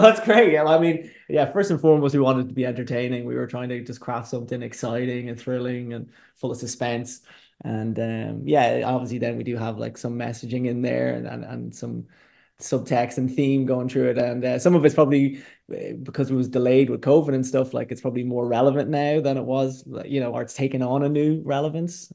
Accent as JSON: {"language": "English", "town": "Dundalk", "region": "Leinster", "country": "Ireland", "said": "I'm from Dundalk"}